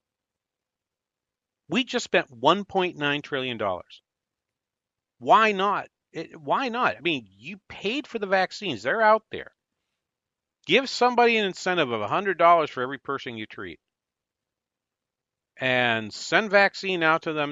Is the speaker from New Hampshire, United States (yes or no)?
yes; New Hampshire, United States; now in Minnesota, United States; New Hampshire does vaccinate their higher ed employees, which is my home state